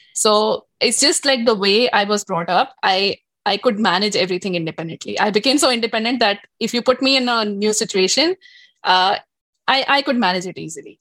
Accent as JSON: {"language": "English", "region": "Delhi", "country": "India", "tie": "born or raised there", "moved": "as an adult", "lives_now": "Toronto, Canada", "said": "I've grown up like studied, worked like in Del- in Delhi, India, uh, and all over India, actually, not just Delhi."}